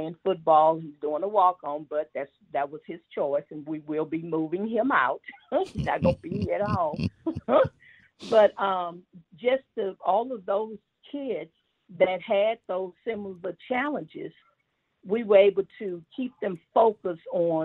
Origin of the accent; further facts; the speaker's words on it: Houston, Texas, United States; I grew up, so I was born in Fifth Ward on Coke Street